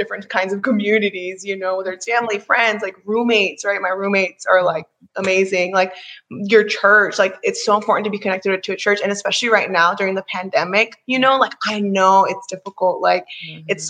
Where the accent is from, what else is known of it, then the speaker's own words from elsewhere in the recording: Maryland, United States; moved away; I'm from Maryland